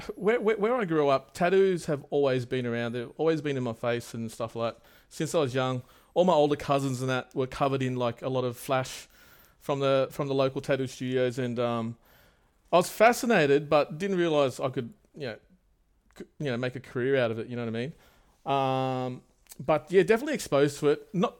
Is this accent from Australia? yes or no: yes; Sydney, New South Wales, Australia; also born or lived in Wollongong; I grew up in Wollongong, would you believe it? But I moved around heaps. Yeah. Yep. So Wollongong, and then around about like year two or something, I moved up to Sydney and settled near Cabra there. So I've kind of based myself here